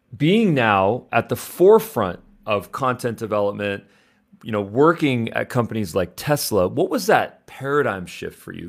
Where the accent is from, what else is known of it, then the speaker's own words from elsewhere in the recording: Los Angeles, California, United States; I'm from Los Angeles. You know, I went to U S C, I went to L M U.